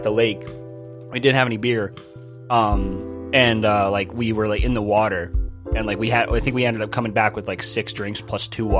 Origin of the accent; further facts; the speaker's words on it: Netherlands; I'm from Holland. Isn't that weird?